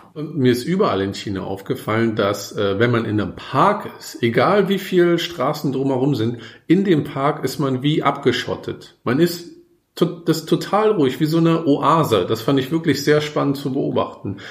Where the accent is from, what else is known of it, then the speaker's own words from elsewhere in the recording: Germany; als Deutscher